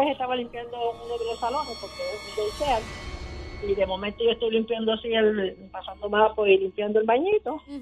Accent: Puerto Rico

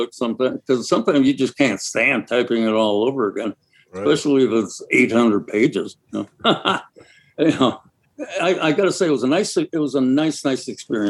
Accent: Milwaukee, Wisconsin, United States; because I'm from Milwaukee.

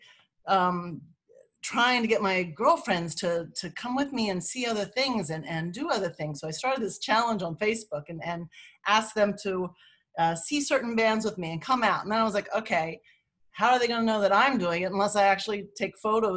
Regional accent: Lancaster, Pennsylvania, United States; moved away; also born or lived in Manhattan, New York; I'm from Lancaster, Pennsylvania, so I'm home on the Amish Dunge

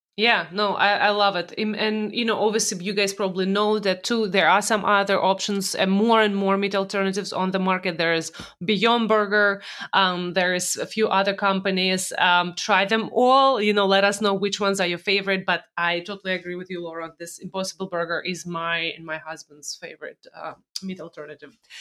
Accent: Russia; moved away; growing up in Russia days.

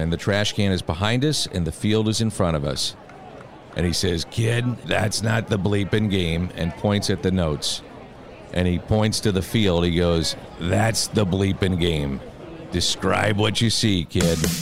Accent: St. Louis, Missouri, United States; I grew up a Cardinal fan

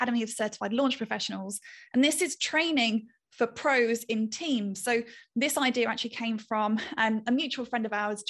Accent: United Kingdom; I'm a Brit

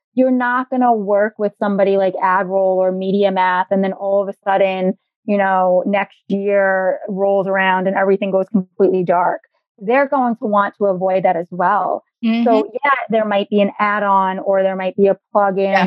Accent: New York City, New York, United States; I am a native New Yorker, born and raised in the Bronx, still living here

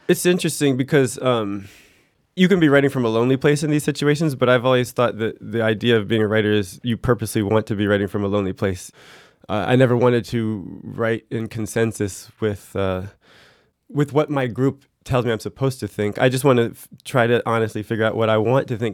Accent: United States; moved away as an adult; now in France; my primary identity in France is as an American

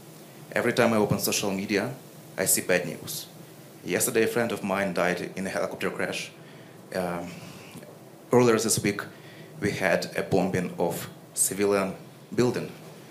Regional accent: Ukraine; I came from Ukraine.

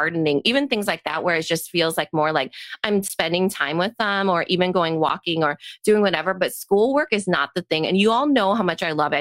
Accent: Storm Lake, Iowa, United States; I grew up in Storm Lake along a lake

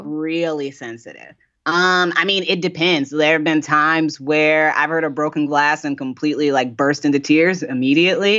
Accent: Indiana, United States; now in Brooklyn, United States; I'm from Indiana, uh, and I didn't move.

